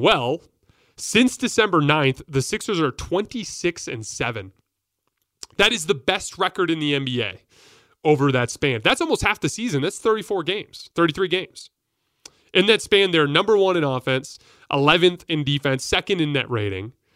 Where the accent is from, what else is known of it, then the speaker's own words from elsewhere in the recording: Tucson, Arizona, United States; I'm from Tucson